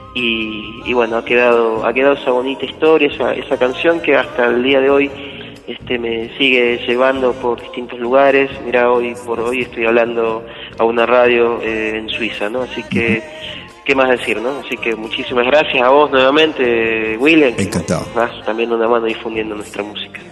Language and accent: Spanish; Huancar, near Abra Pampa, Jujuy, Argentina; me he criado desde chico en ese lugar